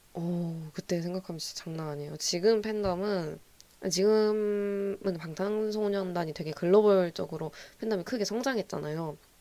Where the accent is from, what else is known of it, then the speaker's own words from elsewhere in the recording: Gwangju, South Korea; 저는 제가 전남 출신이고 제가 광주 출신이다 보니까